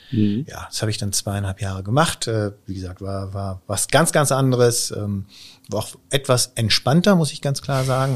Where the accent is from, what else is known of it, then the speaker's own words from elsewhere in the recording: Münster, North Rhine-Westphalia, Germany; also born or lived in Stuttgart / Osnabrück; dann wieder zurück äh, in die Heimat nach Münster